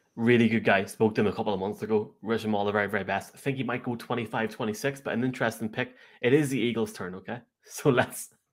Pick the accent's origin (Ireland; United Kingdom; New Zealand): Ireland; As an Irishman